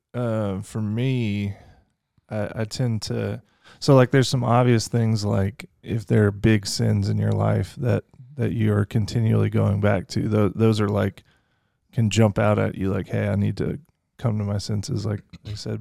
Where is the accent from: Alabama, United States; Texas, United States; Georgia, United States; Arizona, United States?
Texas, United States; Fort Worth; also born or lived in Lake Charles, Louisiana; now in Kentucky, United States; I grew up a lot in Fort Worth, Texas, so kinda dual citizen kinda thing